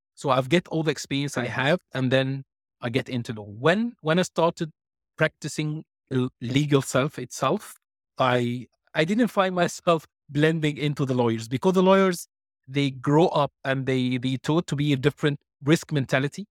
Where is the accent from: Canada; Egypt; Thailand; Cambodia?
Egypt; English is a second language; moved away; also born or lived in United Kingdom / Ireland / Cyprus / Malta; I was born and raised in Egypt